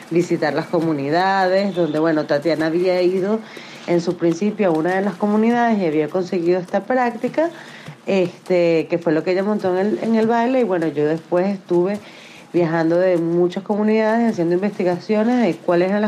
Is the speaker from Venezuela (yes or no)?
yes; Venezuela; now in United States; eh, soy cineasta venezolana, eh, ahora radicada en Estados Unidos.